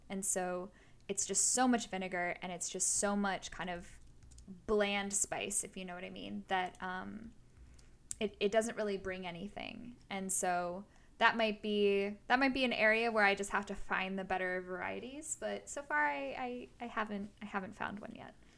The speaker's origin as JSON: {"language": "English", "country": "United States", "said": "as an American"}